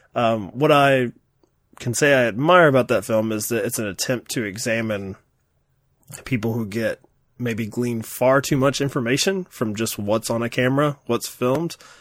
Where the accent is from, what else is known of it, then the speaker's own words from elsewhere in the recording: Kentucky, United States; accent: Kentucky; my foreign accent from Kentucky